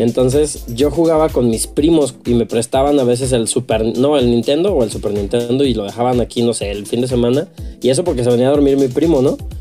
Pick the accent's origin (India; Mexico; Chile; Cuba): Mexico; San Luis Potosí; aquí de San Luis